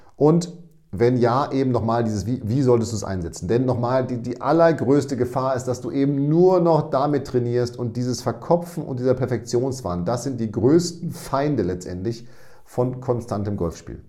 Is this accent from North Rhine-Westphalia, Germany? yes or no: yes; Münster, North Rhine-Westphalia, Germany; ich komme aus Münster und da ist der Winter relativ nass